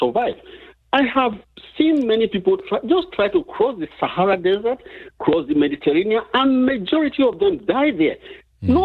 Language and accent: English; Nigeria; now in United States; I came from Nigeria.